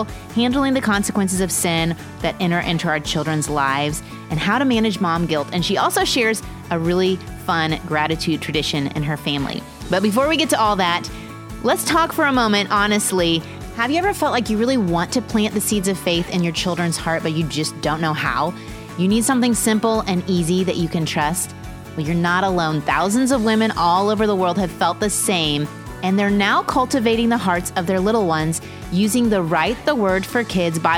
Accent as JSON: {"language": "English", "town": "Carmel", "region": "Indiana", "country": "United States", "moved": "yes", "lives_now": "Texas, United States", "said": "I was from Carmel, Indiana"}